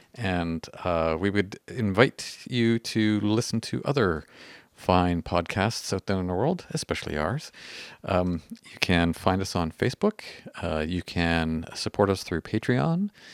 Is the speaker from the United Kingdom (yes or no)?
no; Canada; we're Canadian-y.